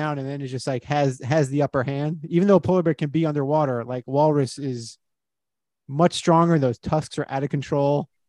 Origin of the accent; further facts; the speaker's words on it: Miami, Florida, United States; I grew up in Miami